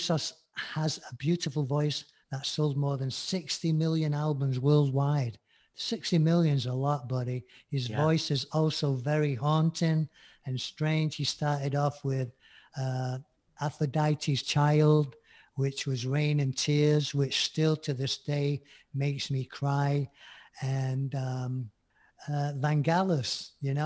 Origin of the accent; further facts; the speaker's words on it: Manchester, North West England, United Kingdom; moved away; back in Manchester when I lived there as a teen